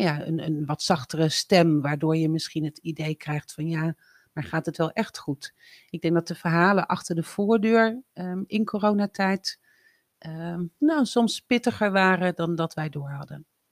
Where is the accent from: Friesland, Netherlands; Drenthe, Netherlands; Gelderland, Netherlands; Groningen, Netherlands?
Drenthe, Netherlands; moved away as an adult; also born or lived in Breda; opgegroeid in Drenthe, op het platteland, op mijn 18e verhuisd naar Breda